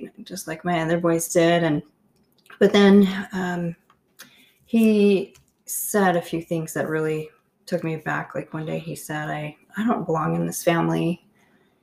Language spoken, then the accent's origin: English; Canada; I grew up in Canada